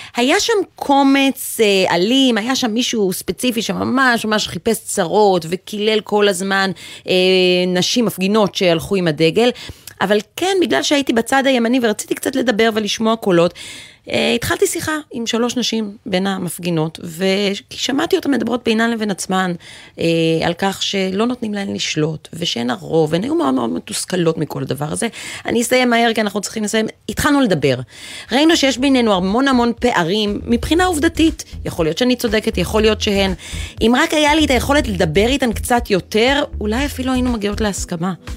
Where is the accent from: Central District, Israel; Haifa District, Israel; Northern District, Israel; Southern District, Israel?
Haifa District, Israel; Haifa